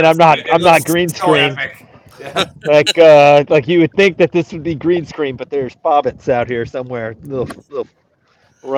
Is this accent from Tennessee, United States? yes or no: yes; Tennessee, United States; I'm from Tennessee.